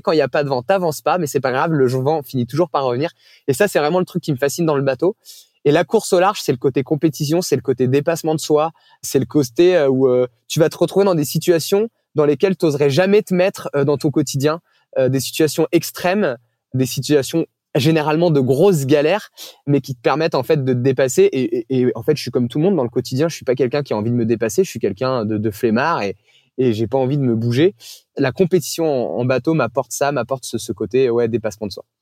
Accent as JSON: {"language": "French", "region": "Brittany", "country": "France", "tie": "born or raised there", "said": "j'ai grandi en Bretagne"}